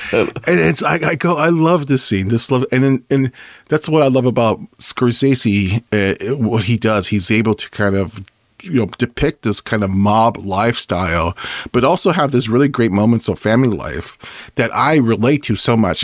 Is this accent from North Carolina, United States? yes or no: no; California, United States; we're from, from West Coast, we're from California